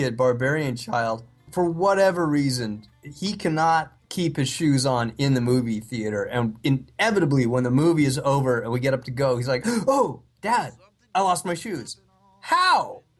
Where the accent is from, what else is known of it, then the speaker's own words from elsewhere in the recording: California, United States; I'm from California, so exits are on the right.